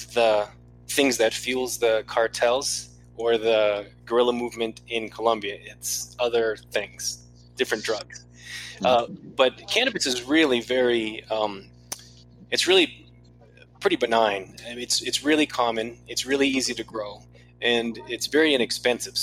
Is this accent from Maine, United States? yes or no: yes; Maine, United States; my home state of Maine